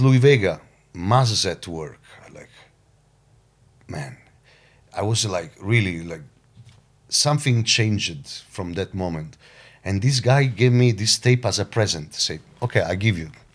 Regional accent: Caserta, Campania, Italy; my hometown, Caserta, which is like twenty minutes from Napoli

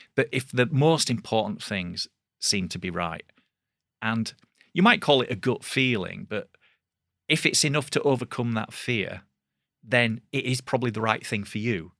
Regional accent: Bradford, Yorkshire and the Humber, United Kingdom; it was in Bradford, so that was you know my hometown.

